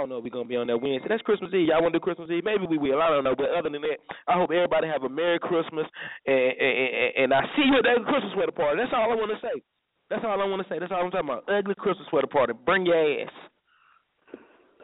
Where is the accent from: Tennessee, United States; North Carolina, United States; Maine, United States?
North Carolina, United States; Durham; I'm from Durham